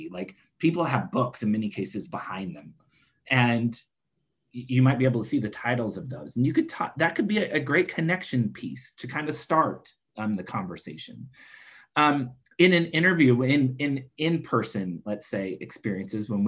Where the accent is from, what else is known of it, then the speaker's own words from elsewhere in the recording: Washington, United States; I'm from Washington state because, you know, I was living in San Diego at the time, but I wanted to share that I am from Washington state.